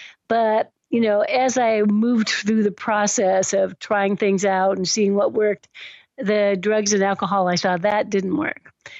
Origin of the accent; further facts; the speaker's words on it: Washington, District of Columbia, United States; I was born in Washington, D.C. I think of myself as like one of the original patriots because I was born in George Washington Hospital.